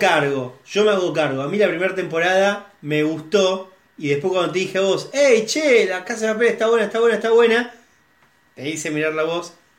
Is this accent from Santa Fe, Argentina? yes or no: yes; Rosario, Santa Fe, Argentina; todos los que somos rosarinos acá